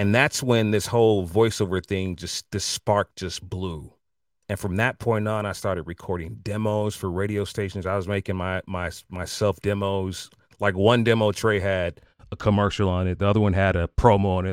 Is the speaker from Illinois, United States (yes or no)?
yes; Chicago, Illinois, United States; born or raised there; moved away